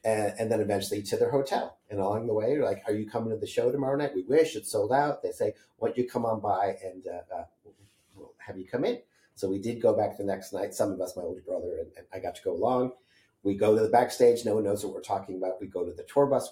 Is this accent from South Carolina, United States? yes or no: no; Holyoke, Massachusetts, United States; I grew up in Western Massachusetts in Holyoke, Massachusetts